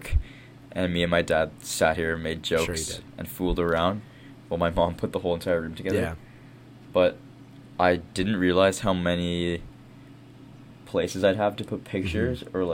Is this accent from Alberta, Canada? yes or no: no; Winnipeg, Manitoba, Canada; moved away as an adult; now in Toronto, Canada; I'm from Winnipeg